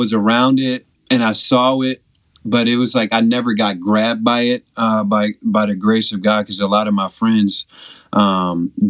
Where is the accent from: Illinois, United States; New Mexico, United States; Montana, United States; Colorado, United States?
Illinois, United States; Evanston; also born or lived in Chicago; grew up in Evanston, Illinois. Was born there, born and raised in Evanston.